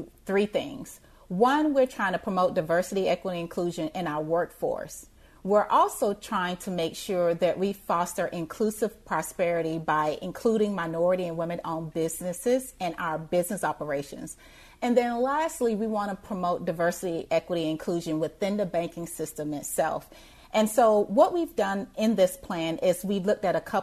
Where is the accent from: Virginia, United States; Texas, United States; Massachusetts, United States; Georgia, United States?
Georgia, United States; Thompson; moved away; where I grew up in Thompson, Georgia, it's rural Georgia